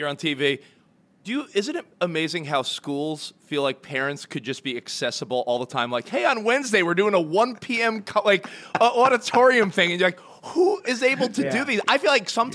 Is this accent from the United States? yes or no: yes; Long Island, New York, United States; moved away; also born or lived in Brooklyn, New York; I'm from New York. I grew up on Long Island, lived in Brooklyn, lived in the city.